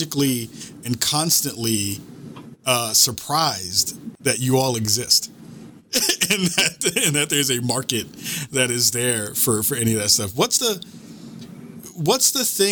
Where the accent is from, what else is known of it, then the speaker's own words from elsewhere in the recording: New York City, New York, United States; I'm from New York City